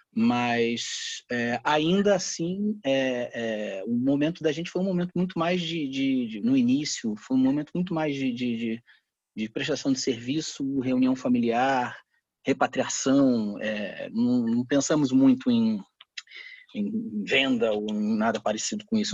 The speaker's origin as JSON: {"language": "Portuguese", "country": "Brazil", "said": "eu sou brasileiro"}